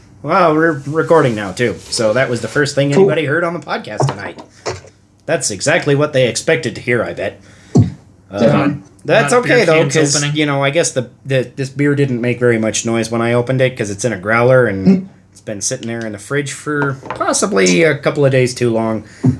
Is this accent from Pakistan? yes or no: no; Ireland; Well, I have to be up early tomorrow, but I'm Irish, so, you know, it's okay.